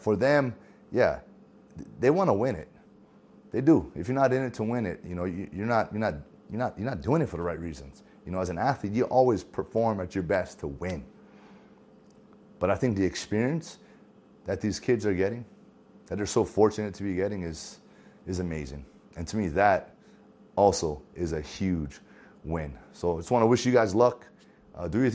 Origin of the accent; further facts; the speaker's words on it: Hawaii, United States; I'm from Hawaii